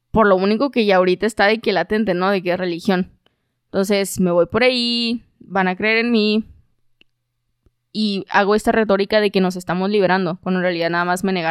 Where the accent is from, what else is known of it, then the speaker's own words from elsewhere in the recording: Mexico; O sea, me, independencia independicé de algo como mexicano, ¿no?